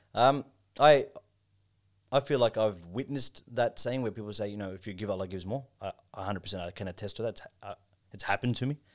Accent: Melbourne, Victoria, Australia; also born or lived in Pakistan; growing up in Melbourne

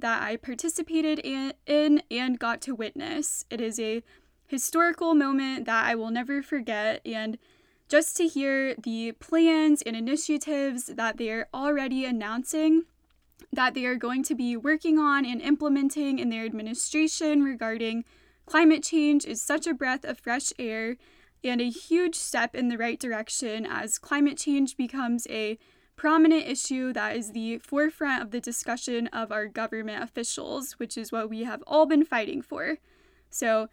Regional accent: Georgia, United States; my home state of Georgia

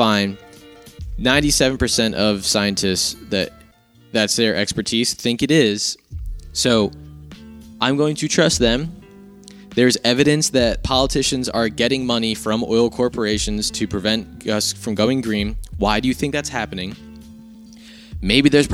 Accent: United States; I'm an American

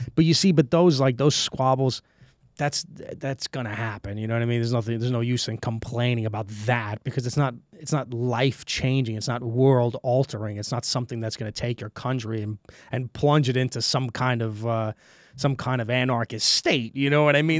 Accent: New York City, New York, United States; moved away as an adult; also born or lived in Brooklyn, New York / Queens, New York; now in Estonia; I was born and raised in Brooklyn, New York, and, uh, I moved to Queens when I was about, I think I was, like, what, six years old.

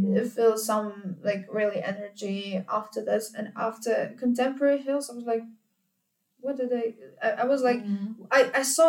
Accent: Ukraine; moved away as an adult; now in Vienna, Austria; in Ukraine we attend classes to even in beginners and advanced level and everything

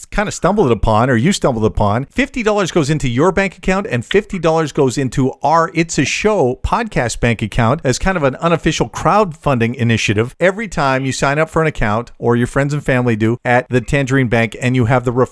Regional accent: Canada; Very polite because we're Canadian.

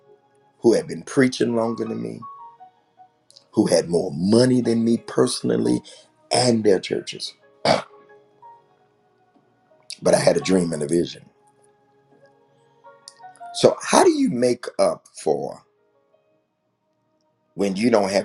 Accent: Detroit, Michigan, United States; moved away as an adult; also born or lived in Morgan City, Louisiana; I said, Detroit

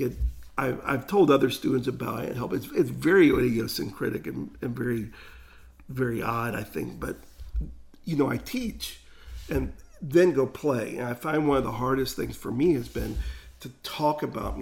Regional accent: Jacksonville, Florida, United States; I was the one from Jacksonville

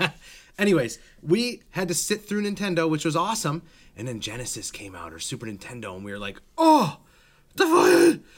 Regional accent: United States; I'm not German. Who? I'm American.

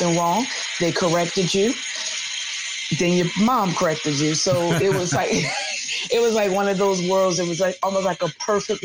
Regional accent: Philadelphia, Pennsylvania, United States; I was born and raised here in Philadelphia in the Minery section to a single mother.

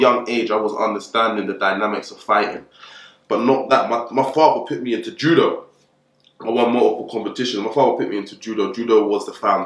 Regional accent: London, United Kingdom; come from Camden Town, Northwest side of the borough, born and raised

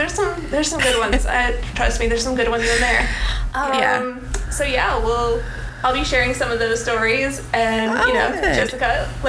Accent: a small town in northern Illinois, United States; moved away as an adult; also born or lived in the South; I am from the Midwest, if you haven't been able to tell yet. I'm from a small town in northern Illinois. I moved down here a little over 20 years ago to go to college here.

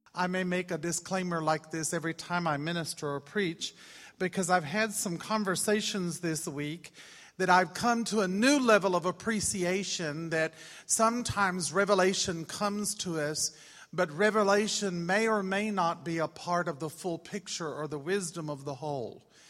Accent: Austin, Texas, United States; moved away as an adult; we're from Austin, Texas

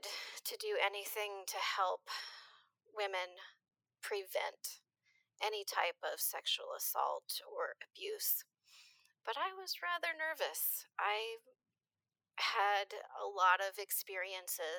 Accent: a small town in Minnesota, United States; moved away as an adult; also born or lived in Rochester, Minnesota; now in Eugene, United States; I grew up in a small town in Minnesota.

